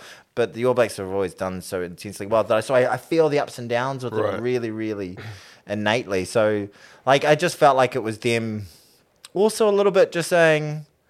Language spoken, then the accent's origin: English; Ireland; accent: Irish; Yeah, my Irish accent's getting worse.